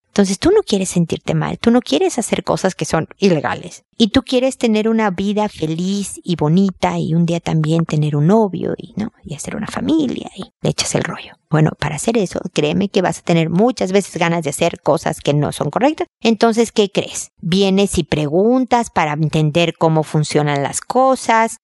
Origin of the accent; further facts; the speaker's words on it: Mexico; moved away as an adult; also born or lived in United States; now in Chile; yo soy mexicana, como puedes escuchar, vivo en Chile desde hace muchos años